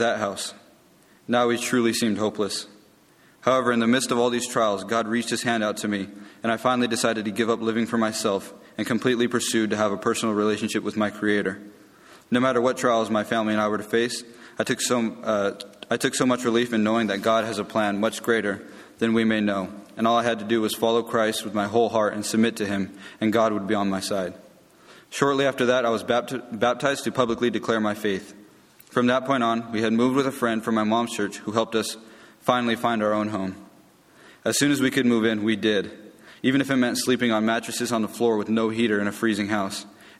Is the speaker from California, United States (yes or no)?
yes; California, United States; I grew up in California and have lived in the Inland Empire my whole life.